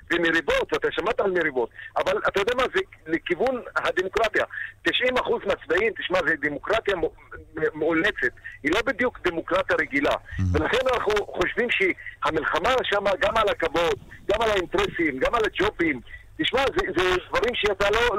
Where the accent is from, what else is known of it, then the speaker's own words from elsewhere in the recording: Acre, Northern District, Israel; אצלנו בעכו